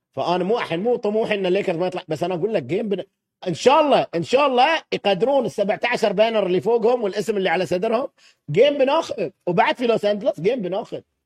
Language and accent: Arabic; Kuwait; أنا كويتي أسكن هني